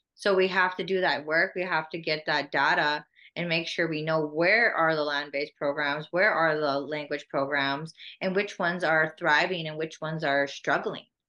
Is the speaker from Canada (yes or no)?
yes; Saskatoon, Saskatchewan, Canada; also born or lived in Whitecap Dakota Nation; I grew up here in in Whitecap and Saskatoon, back and forth from the res to the city